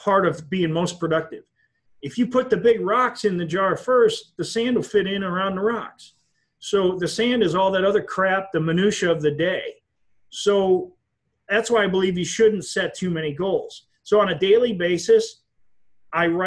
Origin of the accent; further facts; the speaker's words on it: Wisconsin, United States; I come from Wisconsin